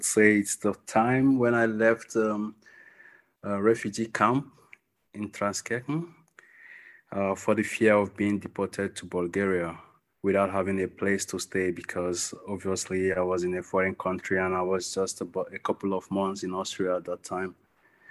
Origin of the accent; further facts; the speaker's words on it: Nigeria; moved away as an adult; I'm from Nigeria